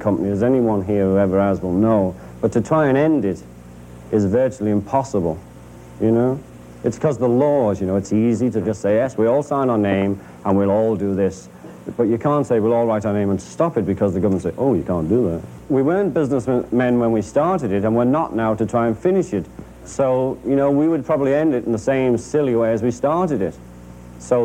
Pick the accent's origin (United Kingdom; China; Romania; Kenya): United Kingdom; I'm British